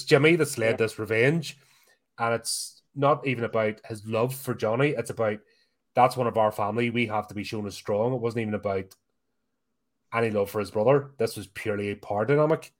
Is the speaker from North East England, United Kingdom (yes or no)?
no; Belfast, Northern Ireland, United Kingdom; growing up in Belfast, it was mad.